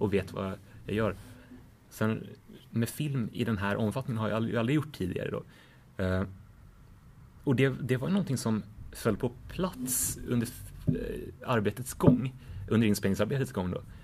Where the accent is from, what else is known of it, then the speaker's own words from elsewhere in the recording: Sweden; som svensk reporter på plats